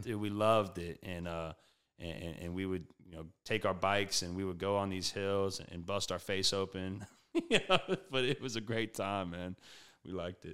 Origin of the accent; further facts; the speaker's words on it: Prairieville, Louisiana, United States; also born or lived in Baton Rouge / Kentucky; I am from Prairieville, so right outside Baton Rouge. Uh, not born and raised necessarily. I was born in Baton Rouge